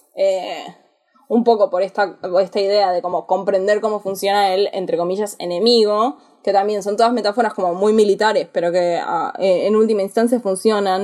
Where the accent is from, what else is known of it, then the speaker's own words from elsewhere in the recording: Argentina; Yo soy argentina